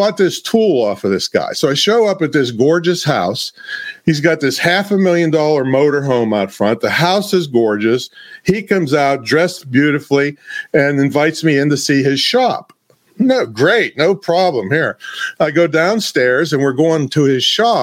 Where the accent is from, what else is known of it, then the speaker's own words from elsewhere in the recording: Claysville, Pennsylvania, United States; I came from a small town. 500 people is my hometown, and it's still, that's the population today